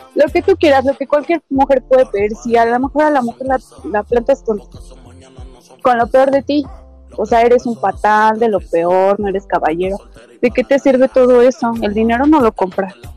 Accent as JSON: {"language": "Spanish", "region": "Mexico City", "country": "Mexico", "tie": "born or raised there", "also_born_or_lived": "Michoacán", "said": "nací en el DF"}